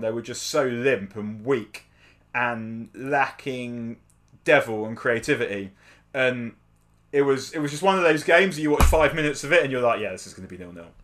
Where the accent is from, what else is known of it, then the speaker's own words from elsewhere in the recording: London, United Kingdom; I grew up in North London